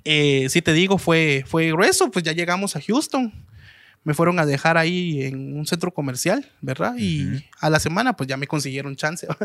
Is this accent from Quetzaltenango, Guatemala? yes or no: no; Guatemala City, Guatemala Department, Guatemala; now in United States; De la capital